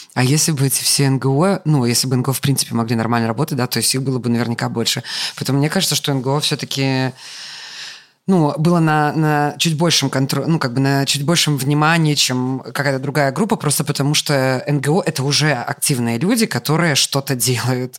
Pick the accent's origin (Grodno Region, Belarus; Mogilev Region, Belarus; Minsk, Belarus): Grodno Region, Belarus; Grodno; moved away; я родом из Гродно